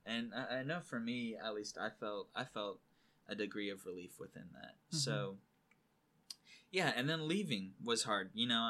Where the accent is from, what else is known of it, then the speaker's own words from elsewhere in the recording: California, United States; well, screw it, I'm from California, you know.